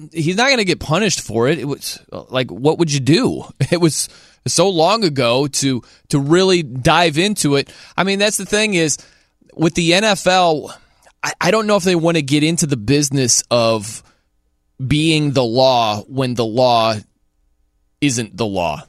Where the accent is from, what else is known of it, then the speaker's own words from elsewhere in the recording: South Bend, Indiana, United States; now in Nashville, United States; I grew up in South Bend